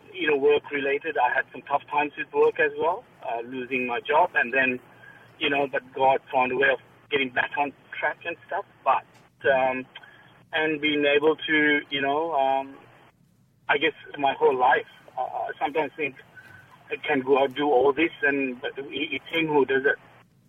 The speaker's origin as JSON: {"language": "English", "town": "Melbourne", "region": "Victoria", "country": "Australia", "said": "We're from Melbourne, and we used to be a part of the church, and used to do a lot of volunteer work."}